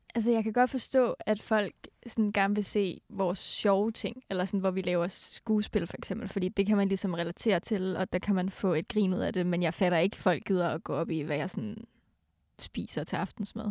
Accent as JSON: {"language": "Danish", "country": "Denmark", "moved": "yes", "said": "jeg kommer jo fra Jylland, en lille bitte by i Jylland, og mine forældre bor der stadig"}